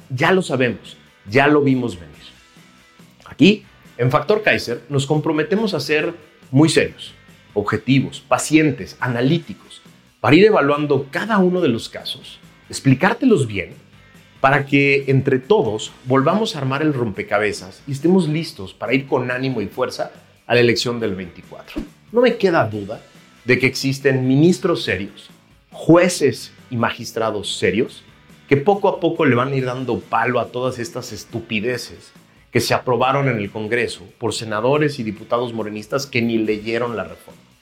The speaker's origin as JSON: {"language": "Spanish", "country": "Mexico", "said": "los mexicanos y las mexicanas"}